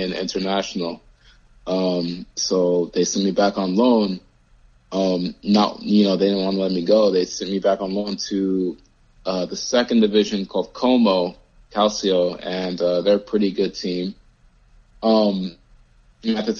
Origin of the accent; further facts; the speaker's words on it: United States; also born or lived in Rome, Italy; being an American playing in Europe